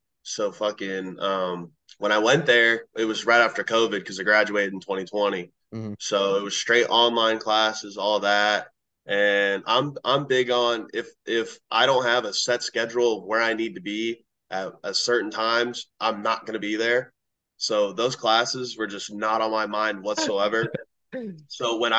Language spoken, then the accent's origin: English; Fort Myers, Florida, United States; also born or lived in Oklahoma; now in Lakeland, United States; I'm from the Fort Myers area